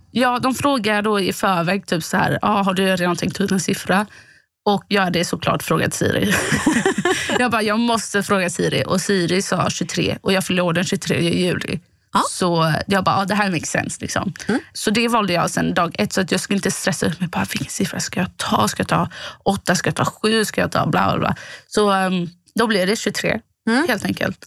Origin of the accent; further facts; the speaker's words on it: Båstad, Skåne, Sweden; now in Gothenburg, Sweden; från Båstad där jag kommer ifrån